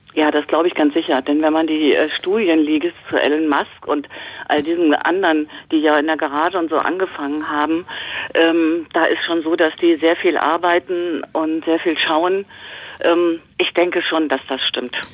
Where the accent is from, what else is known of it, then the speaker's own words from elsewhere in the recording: Cologne, North Rhine-Westphalia, Germany; Nein, ich komme aus Köln. Ich bin absolut ein Stadtkind.